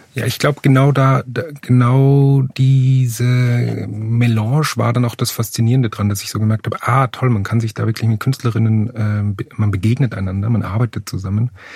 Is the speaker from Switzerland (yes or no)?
no; Upper Austria, Austria; moved away as an adult; also born or lived in Vienna; ich komme aus Oberösterreich